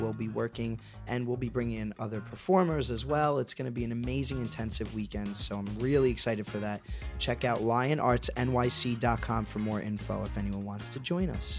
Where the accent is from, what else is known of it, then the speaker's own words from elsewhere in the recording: New York City, New York, United States; I'm from Staten Island